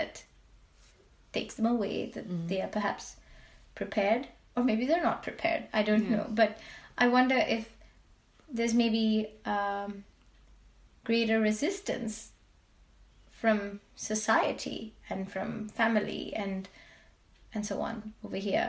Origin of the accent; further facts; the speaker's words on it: India; now in Sweden; I grew up in India